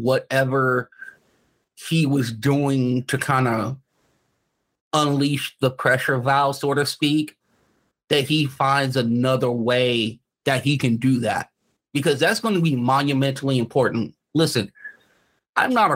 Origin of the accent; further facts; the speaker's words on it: Los Angeles, California, United States; I grew up in the inner city. I grew up in South Central